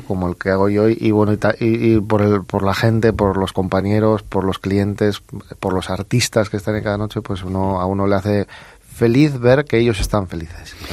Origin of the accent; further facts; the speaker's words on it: Bilbao, Basque Country, Spain; Yo soy de Bilbao